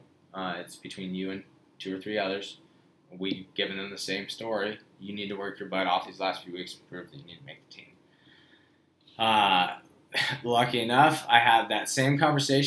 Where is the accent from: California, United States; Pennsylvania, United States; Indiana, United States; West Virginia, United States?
California, United States; Winters; moved away as an adult; now in San Diego, United States; born and raised in Winters, California, a super small town outside of Davis, from Northern California